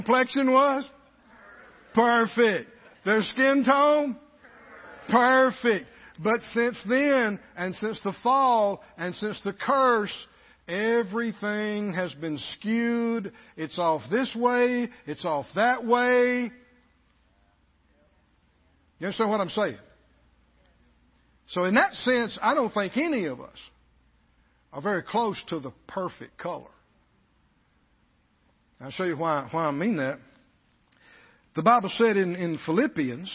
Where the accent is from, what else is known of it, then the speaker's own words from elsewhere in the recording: the South, United States; we were in the bigger group of Southerners.